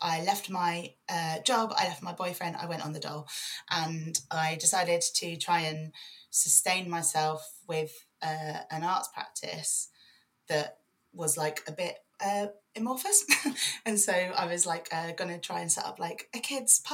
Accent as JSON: {"language": "English", "region": "London", "country": "United Kingdom", "tie": "born or raised there", "moved": "yes", "lives_now": "Leeds, United Kingdom", "said": "I was born in West London, outer West London, in a place called Brentford, mostly in an estate that's mostly famous for a show called People Just Do Nothing, Corrupt FM. yeah, that's the estate I grew up on"}